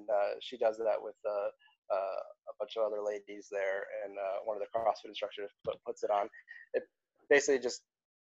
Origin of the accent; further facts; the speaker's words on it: South Bend, Indiana, United States; I grew up in the outside of Chicago, South Bend, Indiana